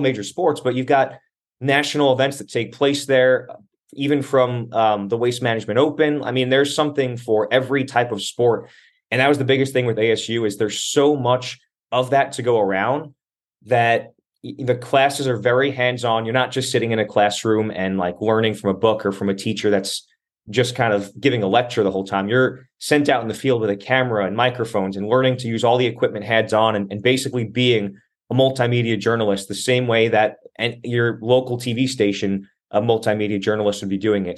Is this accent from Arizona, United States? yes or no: yes; Arizona, United States; moved away as an adult; also born or lived in Staten Island, New York; now in New Jersey, United States; I was like ten years old when I moved with my family out to Arizona